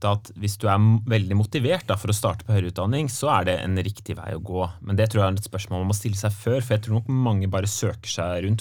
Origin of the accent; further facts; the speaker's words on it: Nøtterøy, Vestfold, Norway; Ja, solkysten, vet du.